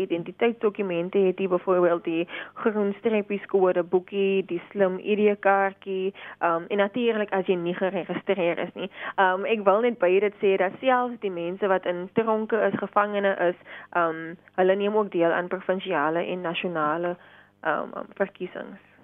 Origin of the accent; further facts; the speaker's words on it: South Africa; ons as Suid-Afrikaners